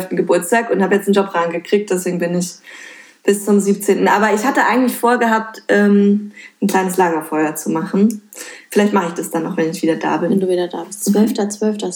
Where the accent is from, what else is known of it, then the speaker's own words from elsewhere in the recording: Berlin-Brandenburg, Germany; tatsächlich Berlin-Brandenburg ist halt irgendwie meine Heimat und ich mag die einfach wieder super gerne.